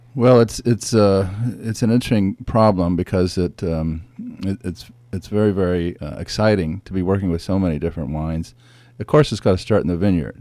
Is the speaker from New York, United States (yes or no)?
no; San Francisco Bay, California, United States; I grew up sailing on San Francisco Bay